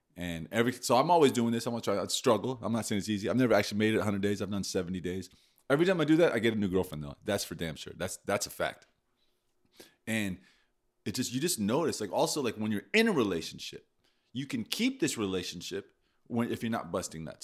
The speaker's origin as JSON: {"language": "English", "country": "United States", "said": "I'm an American"}